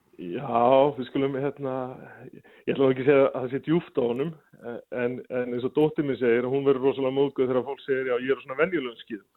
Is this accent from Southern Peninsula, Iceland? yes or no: no; Ísafjörður, Westfjords, Iceland; now in Reykjavík capital area, Iceland; þegar við vorum allast upp á Ísafjörð